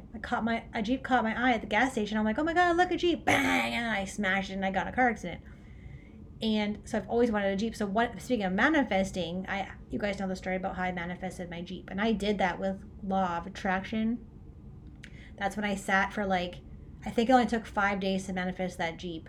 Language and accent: English; Orangeville, Ontario, Canada; moved away; I'm from Orangeville, right? So Orangeville, Ontario, Canada.